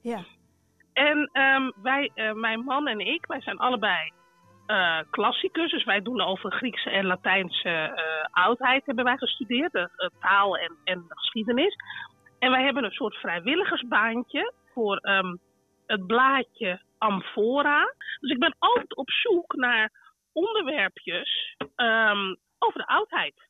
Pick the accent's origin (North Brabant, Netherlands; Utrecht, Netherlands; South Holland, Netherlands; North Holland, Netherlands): North Holland, Netherlands; Amsterdam; ik kom uit Amsterdam